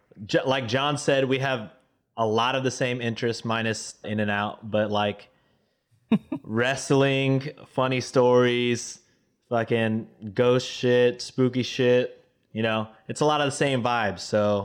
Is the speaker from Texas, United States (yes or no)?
yes; Texas, United States; I'm Filipino by skin color only, my guy. I wish I knew more. I wish I was I knew Tagalog, but Texan, baby.